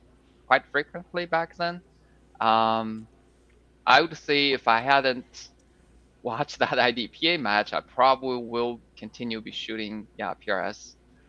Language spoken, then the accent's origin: English; China; moved away as an adult; also born or lived in Shanghai, China / Wisconsin, United States; now in Texas, United States; Originally, yes. It's a very small city. I mean, I don't think anyone would know here. It's a small city near the border between China and Mongolia